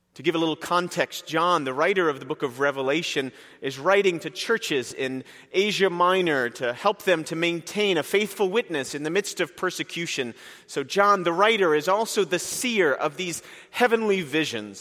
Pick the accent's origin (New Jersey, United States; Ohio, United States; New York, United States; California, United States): New Jersey, United States; Princeton; I was born and raised in Princeton, New Jersey